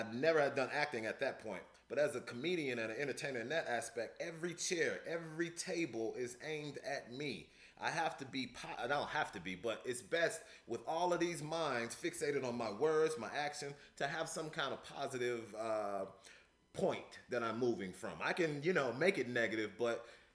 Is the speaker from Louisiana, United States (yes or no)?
yes; Louisiana, United States; also born or lived in Chicago, Illinois; Born in Chicago, the hood, the city, but I was raised in Louisiana, the South, the hospitality